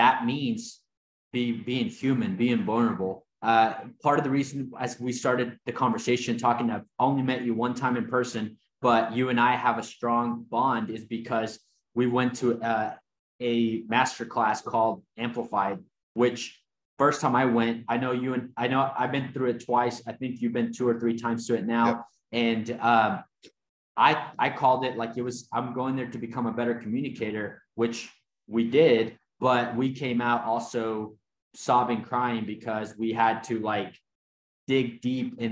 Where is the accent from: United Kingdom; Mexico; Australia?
Mexico; now in United States; I grew up in Mexico and grew up super poor and had a crazy, story of coming here to the United States.